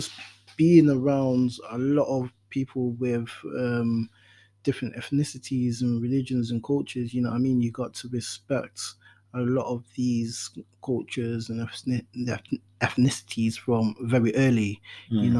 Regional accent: Nottingham, East Midlands, United Kingdom; also born or lived in Ghana; Growing up in Radford, at the time, like, my mom was in Cambridge Court Flats

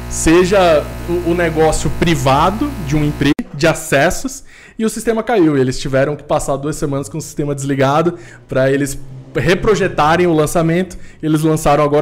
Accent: Recife, Pernambuco, Brazil; now in São Paulo, Brazil; é, tenho 29 anos, eu sou natural de Recife, mas moro aqui em São Paulo já há bastante tempo.

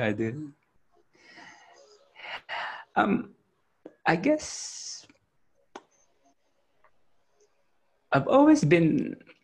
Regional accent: Philippines; now in Australia; I grew up in the Philippines

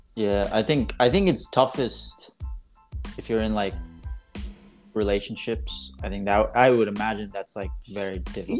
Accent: New York, United States; moved away; my hometown

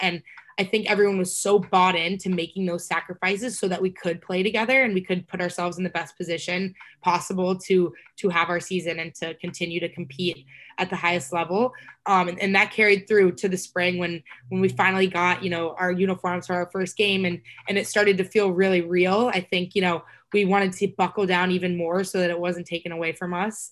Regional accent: Texas, United States; I'm from Texas

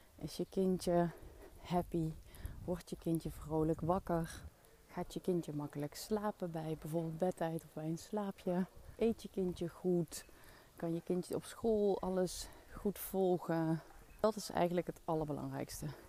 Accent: Maasbree, Limburg, Netherlands; accent: soft G; Venlo dialect; moved away; Ik kom oorspronkelijk uit Limburg, uit een dorpje in de buurt van Venlo, Maasbree. En ik spreek dus echt dialect

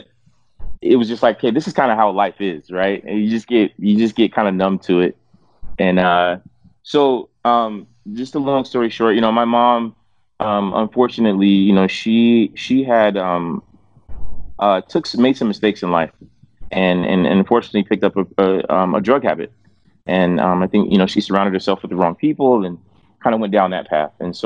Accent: Fort Wayne, Indiana, United States; I was born in Fort Wayne, Indiana, most random place ever

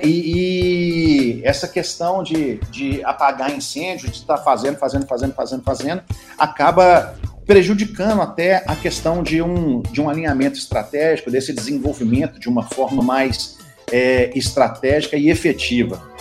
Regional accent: Belo Horizonte, Minas Gerais, Brazil; moved away; also born or lived in Brasília; eu sou de Belo Horizonte, a minha família é, é enraigada em Belo Horizonte, minha tataravó já nasceu em Belo Horizonte.

